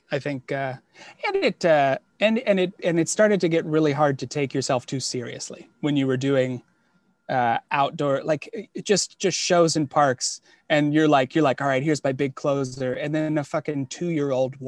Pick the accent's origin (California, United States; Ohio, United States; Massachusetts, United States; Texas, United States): Ohio, United States; Toledo; moved away as an adult; also born or lived in Cincinnati, Ohio; now in New York City, United States; Originally Toledo, so like suburbs of Toledo